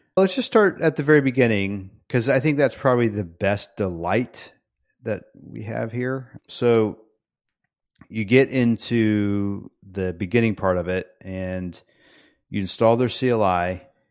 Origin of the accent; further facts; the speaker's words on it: United States; also born or lived in Peru; I come back from Peru to America